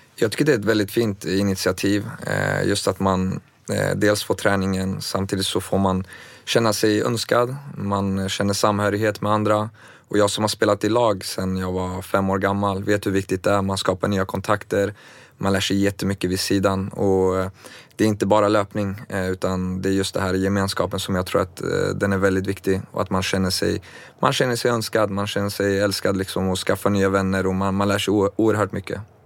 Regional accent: Örebro, Örebro County, Sweden; also born or lived in Baku, Azerbaijan; jag föddes faktiskt på vägen i forna Sovjet eh, som senare blev självständigt som Baku, Azerbajdzjan. Kom till Sverige när jag var två, eh, till Örebro

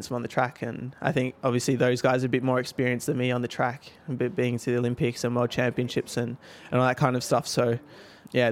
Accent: Australia; moved away as an adult; growing up in Australia

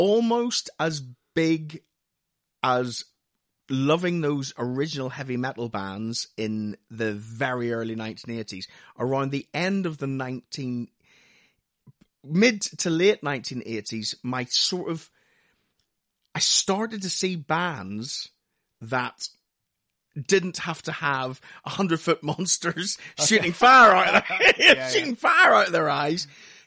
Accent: Lisburn, Northern Ireland, United Kingdom; moved away; We moved over from Northern Ireland in 1982. And we moved to a house. My dad had been working in England during the week and would fly home every weekend to us in Belfast, in a place called Lisburn, which is about 6 miles outside Belfast.

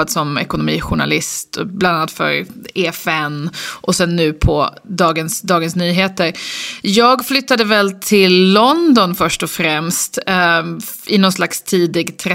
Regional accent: Lund, Skåne, Sweden; also born or lived in Uppsala / United States; now in Stockholm, Sweden; Nej, men jag är uppvuxen i Lund, pluggade i Uppsala och lite i USA. Och sen så flyttade jag till Stockholm

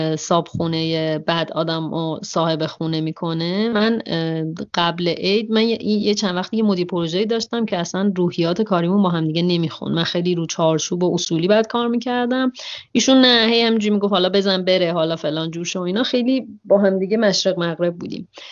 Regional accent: Iran; من یه دختر بکپکر ایرانی هستم

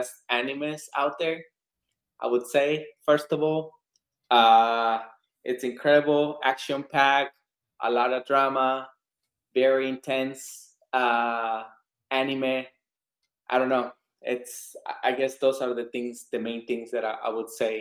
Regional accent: Mexico; moved away; I'm originally from Mexico

